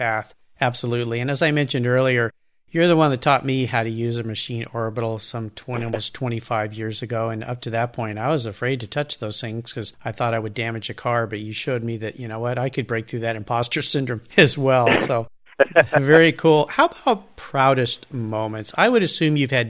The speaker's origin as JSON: {"language": "English", "town": "San Diego", "region": "California", "country": "United States", "tie": "born or raised there", "said": "I grew up in La Jolla"}